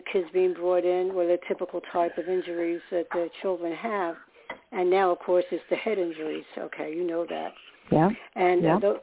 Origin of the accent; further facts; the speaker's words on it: New York, United States; moved away; also born or lived in Staten Island, New York; I was born in New York, so I was comfortable in the city